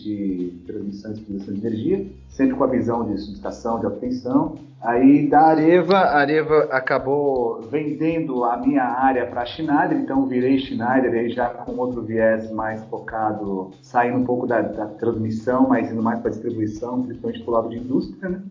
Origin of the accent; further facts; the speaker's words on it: São Paulo, Brazil; also born or lived in Ipatinga, Minas Gerais; Nasci em Patinga, Minas Gerais. Moro em São Paulo desde os meus seis anos de idade